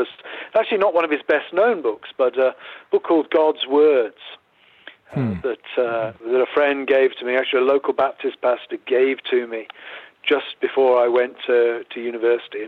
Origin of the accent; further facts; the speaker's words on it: England, United Kingdom; moved away as an adult; also born or lived in Philadelphia, United States / Grove City, United States; now in United States; I grew up in the United Kingdom. I'm English in background.